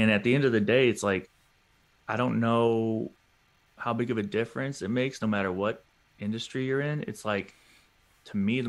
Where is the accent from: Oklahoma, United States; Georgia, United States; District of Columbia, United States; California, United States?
Georgia, United States; Atlanta; I want the drop to be 404 to start because I'm from Atlanta. That's our area code.